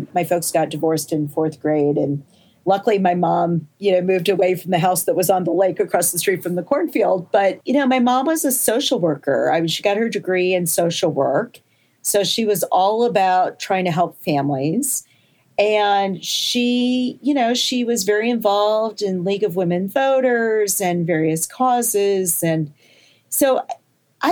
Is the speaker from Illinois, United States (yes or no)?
yes; Champaign, Illinois, United States; So I grew up in Champaign, Illinois